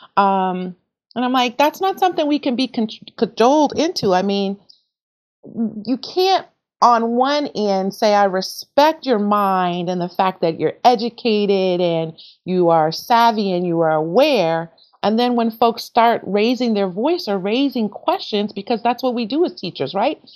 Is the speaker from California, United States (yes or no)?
yes; Oakland, California, United States; also born or lived in Portland, Oregon; now in Oregon, United States; I hail from Oakland, California, grew up in the Bay